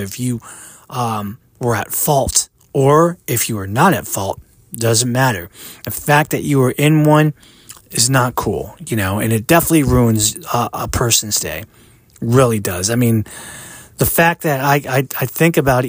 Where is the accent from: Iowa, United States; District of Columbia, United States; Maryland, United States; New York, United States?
Maryland, United States; I grew up in the United States, I was born here